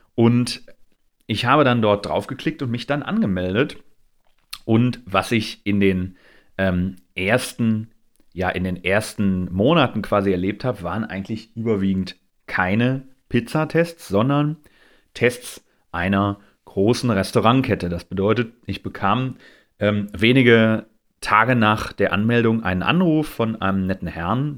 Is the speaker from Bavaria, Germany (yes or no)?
no; Essen, North Rhine-Westphalia, Germany; Ich komme aus Essen